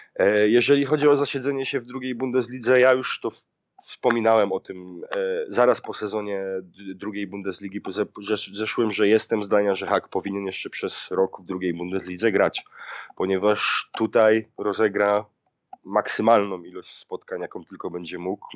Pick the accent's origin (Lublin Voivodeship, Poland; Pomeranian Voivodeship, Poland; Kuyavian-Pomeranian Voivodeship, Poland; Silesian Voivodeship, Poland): Silesian Voivodeship, Poland; now in Germany; ja pochodzę ze Śląska